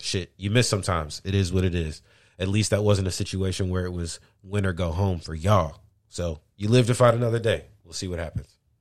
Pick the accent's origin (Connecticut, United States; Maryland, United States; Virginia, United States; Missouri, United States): Missouri, United States; St. Louis; I'm from Saint Louis